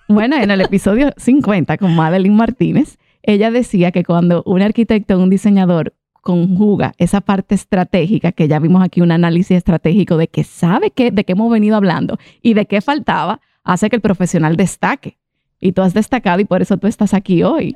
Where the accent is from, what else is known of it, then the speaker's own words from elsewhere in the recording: Dominican Republic; also born or lived in Italy; yo, yo soy dominicana, pero también soy italiana